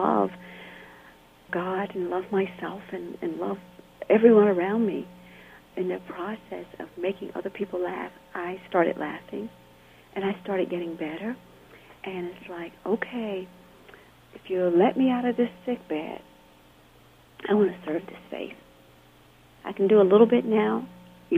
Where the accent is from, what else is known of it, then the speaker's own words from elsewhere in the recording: Camp Hill, Alabama, United States; moved away as an adult; also born or lived in California; In my hometown in Alabama, I was fairly isolated